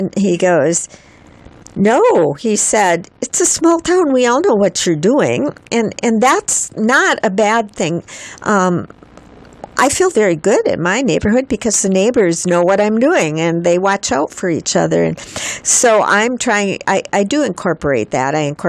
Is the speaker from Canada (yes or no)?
no; Minnesota, United States; accent: Minnesota; I'm from Minnesota.